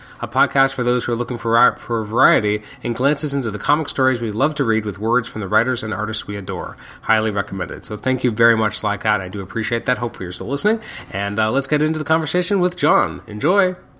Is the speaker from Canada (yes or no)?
yes; Canada; I am Canadian